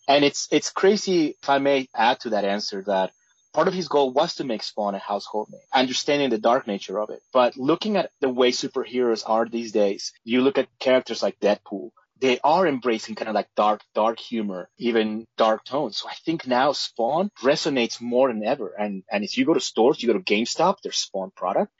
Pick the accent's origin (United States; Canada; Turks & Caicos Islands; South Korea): United States; New Jersey; Growing up in Jersey